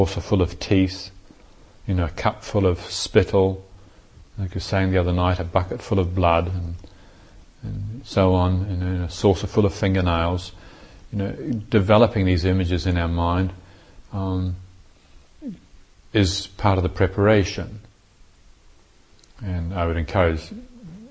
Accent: New Zealand; I was brought up in New Zealand

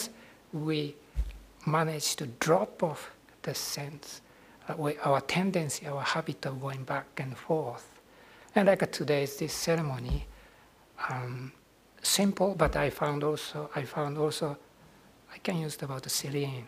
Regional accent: Nara, Japan; moved away; Nara, Japan, my hometown

